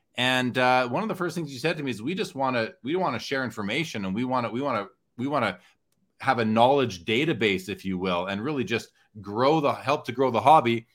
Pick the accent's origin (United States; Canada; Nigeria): Canada; as a Canadian